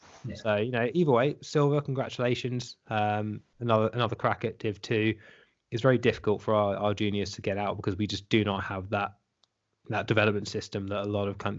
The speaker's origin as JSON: {"language": "English", "country": "United Kingdom", "said": "given that we are in Britain and we are British."}